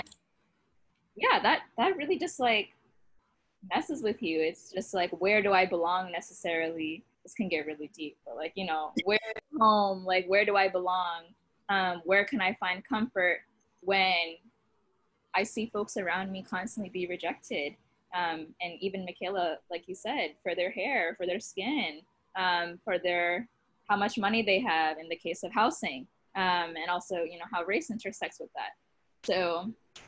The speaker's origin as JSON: {"language": "English", "town": "Boston", "region": "Massachusetts", "country": "United States", "tie": "born or raised there", "said": "growing up in Boston"}